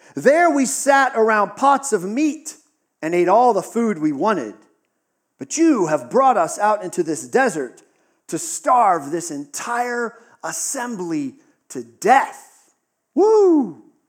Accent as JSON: {"language": "English", "region": "Western Pennsylvania", "country": "United States", "tie": "born or raised there", "said": "Western Pennsylvania, we got a lot of snow"}